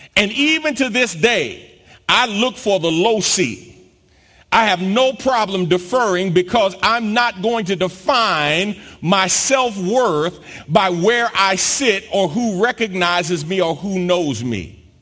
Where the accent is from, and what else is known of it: New York, United States; born or raised there; moved away as an adult; also born or lived in South Jersey / Philadelphia; now in Houston, United States